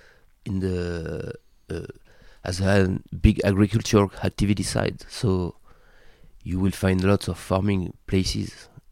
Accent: Tours, Centre-Val de Loire, France; English is a second language; It means living in a small city, which is about 400,000 people, with a quite very historical environment

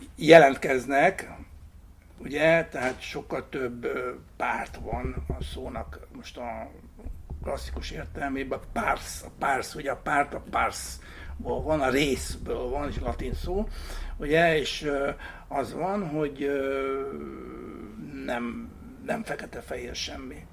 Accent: Hungary; mi nem amerikaiak vagyunk, hanem magyarok

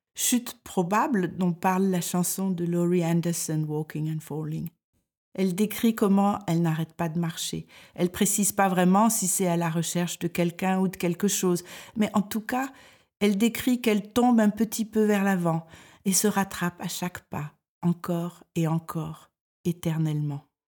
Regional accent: France; moved away as an adult; now in Denmark

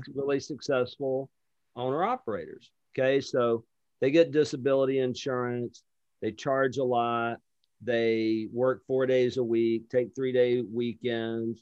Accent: Lower Alabama, United States; I'm from Lower Alabama

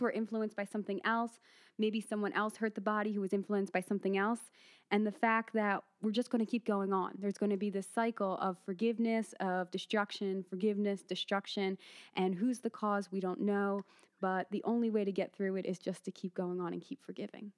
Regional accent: Philadelphia, Pennsylvania, United States; now in Abu Dhabi, United Arab Emirates; I'm originally from Philadelphia as well

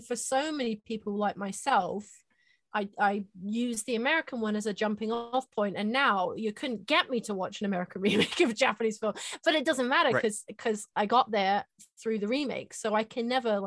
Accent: England, United Kingdom; I'm from England

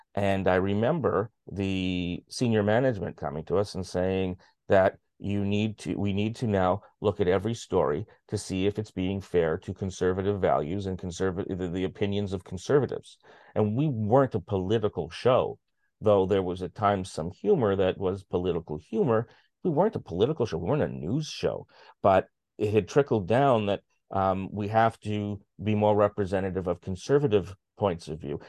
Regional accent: Canada; as a Canadian

